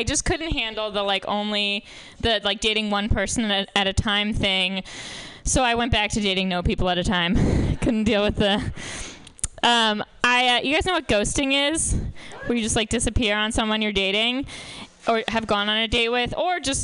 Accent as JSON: {"language": "English", "region": "New York", "country": "United States", "moved": "yes", "said": "I'm from New York originally"}